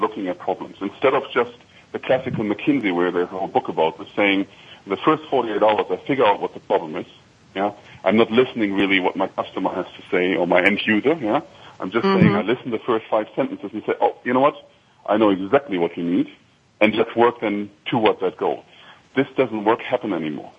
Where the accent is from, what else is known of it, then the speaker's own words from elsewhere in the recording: Germany; accent: slight German accent; English is a second language; now in Chicago, United States; if I would be in Frankfurt, you hear my slight accent, so it's hard for me to hide it